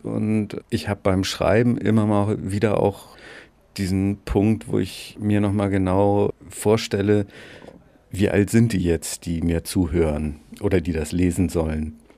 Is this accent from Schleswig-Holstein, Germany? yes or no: yes; Bad Segeberg, Schleswig-Holstein, Germany; moved away as an adult; also born or lived in Göttingen / Dresden / Berlin; ich komme aus Bad Segeberg.